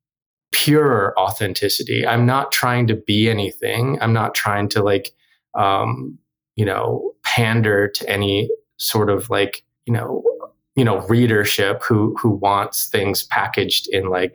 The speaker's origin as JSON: {"language": "English", "region": "North Dakota", "country": "United States", "tie": "born or raised there", "also_born_or_lived": "South Korea", "first_language": "Korean", "said": "I'm an adoptee who grew up in North Dakota and I'm Korean"}